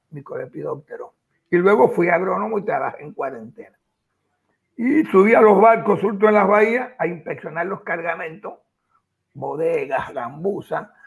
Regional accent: Guantánamo, Cuba; moved away as an adult; also born or lived in Havana; now in Argentina; en muchas provincias de Oriente, donde yo vengo, por de Manzanillo, yo soy de Guantánamo.

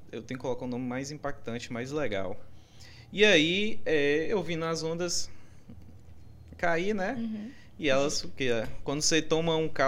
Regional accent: Brumado, Bahia, Brazil; moved away; also born or lived in Porto Seguro; eu, eu sou de Brumado, do De interior.

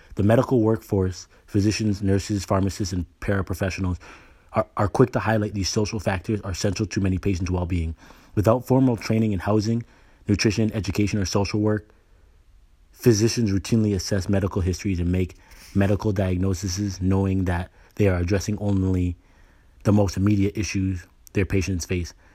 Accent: Canada; moved away as an adult; now in United States; I was born and raised in Canada, you know. I got a scholarship to the States. That's what brought me here, and I married an American. I've been here since college

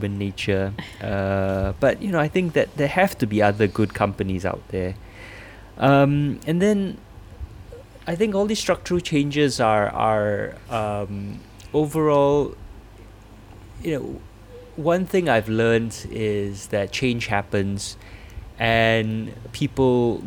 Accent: Singapore; as a Singaporean running this organization

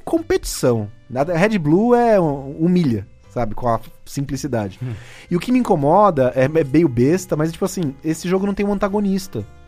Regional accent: Cubatão, São Paulo, Brazil; moved away; eu sou daqui de Cubatão

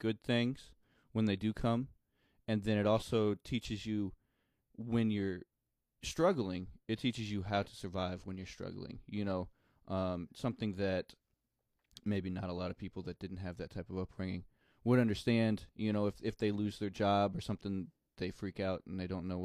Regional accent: Bowling Green, Missouri, United States; accent: country; grew up in the country in a little town called Bowling Green, Missouri.

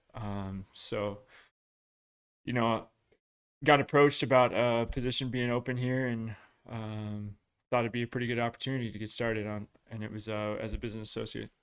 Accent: Washington, United States; I grew up in Washington

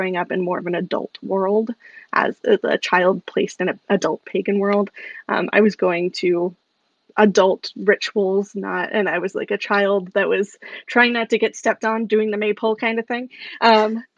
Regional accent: Salem, Massachusetts, United States; I grew up in Salem, Massachusetts, in the height of the witchcraft craze going on.

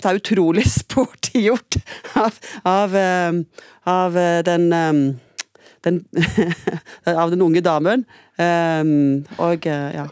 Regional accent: Trondheim, Trøndelag, Norway; now in Stavanger, Norway; jeg er født i Trondheim. Og så har jeg endt opp i Stavanger

